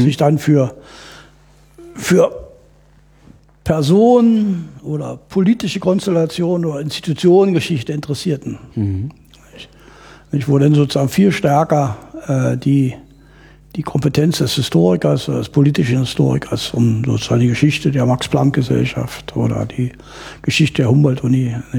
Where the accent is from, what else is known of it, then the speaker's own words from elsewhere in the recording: East Germany, Germany; ich bin in der DDR groß geworden